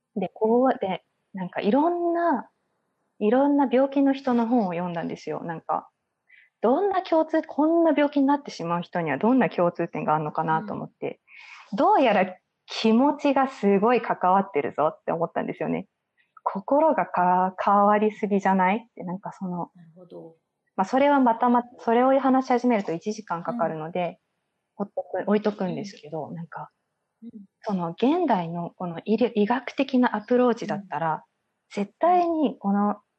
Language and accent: Japanese; Saitama, Japan; moved away as an adult; also born or lived in Tokyo; now in Halifax, Canada; 埼玉育ちっていう微妙な都会なんですけど、私が育ったのは。